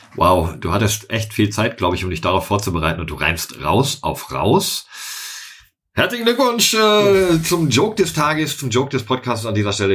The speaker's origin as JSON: {"language": "German", "region": "North Rhine-Westphalia", "country": "Germany", "tie": "born or raised there", "said": "rund um mein Heimatdorf"}